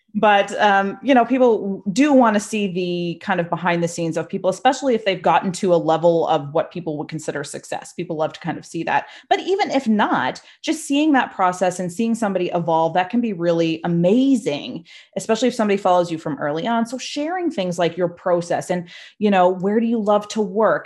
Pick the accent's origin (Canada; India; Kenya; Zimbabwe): Canada; Nova Scotia; also born or lived in Toronto; I'm from Nova Scotia, Canada